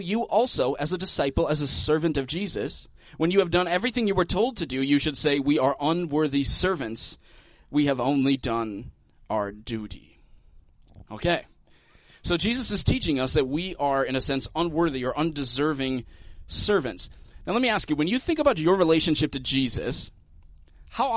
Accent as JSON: {"language": "English", "country": "United States", "said": "as Americans"}